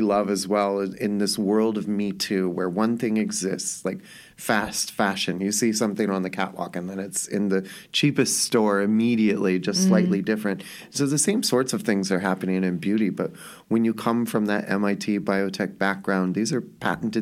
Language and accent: English; Los Angeles, California, United States; I grew up in Hollywood.